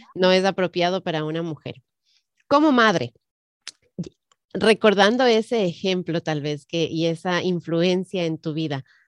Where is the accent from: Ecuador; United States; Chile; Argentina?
Ecuador; moved away; yo crecí, nací, nací, crecí en el Ecuador